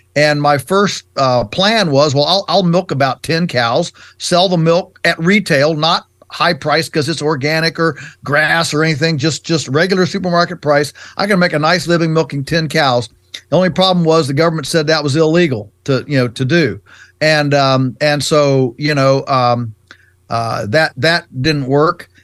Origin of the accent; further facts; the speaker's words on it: Shenandoah Valley, Virginia, United States; our farm is in Virginia's Virginia's Shenandoah Valley, which is on the western side of the state, and um, and so we're you know we're three hours from Washington D.C. We're definitely on the Atlantic, you know, the Atlantic side of the U.S. and um, you know, we came to the farm. I was just four when mom and dad bought this farm in 1961